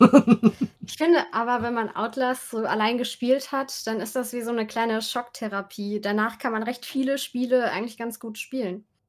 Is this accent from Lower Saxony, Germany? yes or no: no; Saarland, Germany; ich komme ja aus dem Saarland, habe ich dann mit ein paar Freunden da äh, im Saarland so ein Musikvideo gemacht